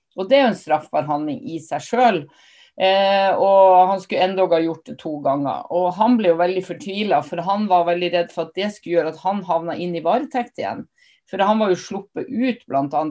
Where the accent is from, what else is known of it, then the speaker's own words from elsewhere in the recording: Northern Norway, Norway; jeg er nordlending